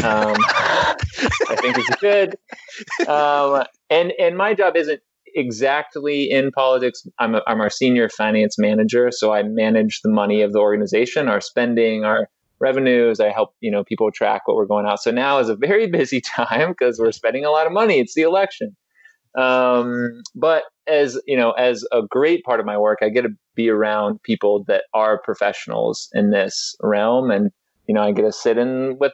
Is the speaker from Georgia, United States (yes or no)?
no; Mount Angel, Oregon, United States; also born or lived in Washington, D.C.; now in Vancouver, Washington, United States; originally from Mount Angel, Oregon